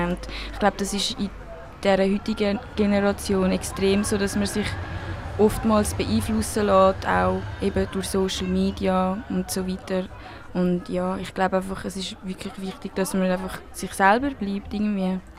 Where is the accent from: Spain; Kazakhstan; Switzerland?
Switzerland; accent: Swiss German; first language Spanish and Swiss German; es ist wirklich meine Muttersprache, wie halt Schweizerdeutsch